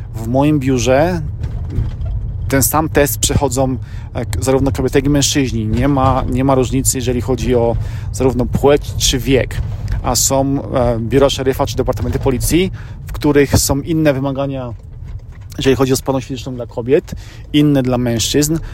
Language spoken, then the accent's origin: Polish; Poland; moved away as an adult; now in United States; ja urodziłem się w Polsce, mieszkałem przez pierwsze 23 lata życia w Polsce